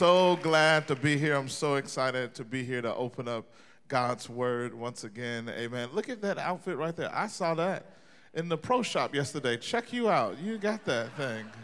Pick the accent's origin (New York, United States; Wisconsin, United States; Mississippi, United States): Mississippi, United States; moved away; I grew up in Mississippi. I'm from the South originally